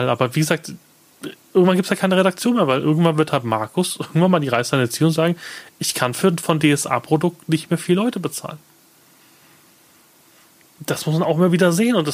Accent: Munich, Bavaria, Germany; Ich, gut, ich komme aus München.

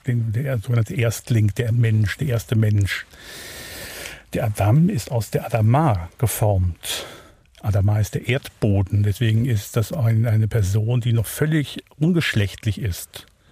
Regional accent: Wuppertal, North Rhine-Westphalia, Germany; now in Neuhausen, Switzerland; Ich bin äh, geboren in Wuppertal, Barmen, also in Deutschland, aufgewachsen dort

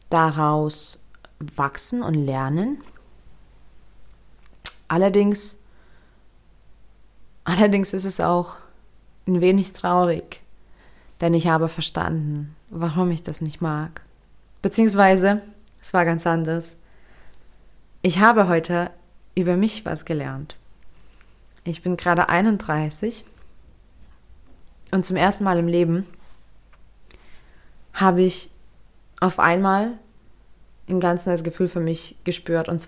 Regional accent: Lithuania; Wie schon erwähnt, ich bin in Litauen aufgewachsen. Ich bin auch dort geboren und habe mich mein ganzes Leben dort fremd gefühlt.

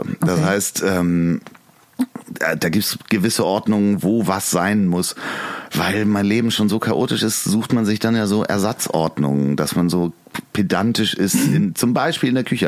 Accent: Hamburg, Germany; Ich bin ähm, in Lemsal groß geworden, in Sasel-Poppenbüttel aufs Goa gegangen

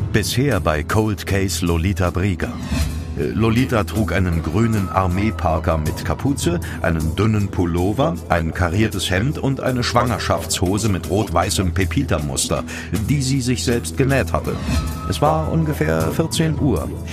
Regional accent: Vulkaneifel, Rhineland-Palatinate, Germany; aus meiner Heimat

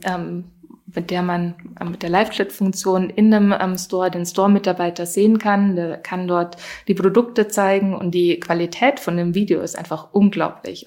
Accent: Germany; moved away; ursprünglich bin ich ja aus Deutschland

